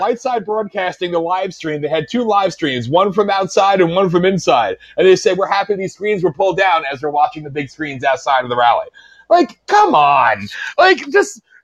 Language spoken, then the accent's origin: English; Pennsylvania, United States